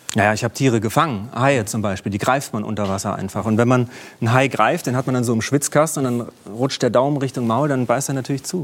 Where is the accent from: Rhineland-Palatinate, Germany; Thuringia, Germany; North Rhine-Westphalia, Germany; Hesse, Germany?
Thuringia, Germany; Jena; Jena gelaufen, meine Heimatstadt